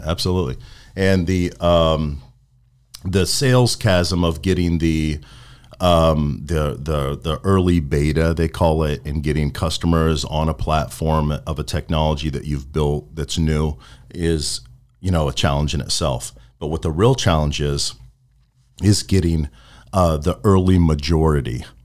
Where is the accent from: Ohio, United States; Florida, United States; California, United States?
Florida, United States; Venice; also born or lived in Midwest / Sarasota, Florida; I've spent most of my time in Florida